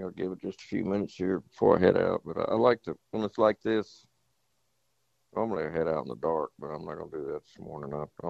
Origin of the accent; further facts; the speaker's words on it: Houston, Texas, United States; I grew up there in Houston